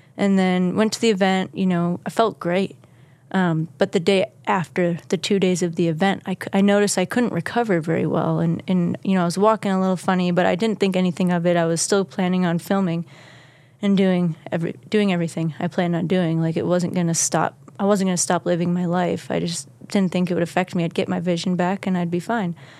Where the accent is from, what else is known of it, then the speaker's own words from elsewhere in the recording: Kewaskum, Wisconsin, United States; moved away; Kewaskum, Wisconsin. It's a small village in Wisconsin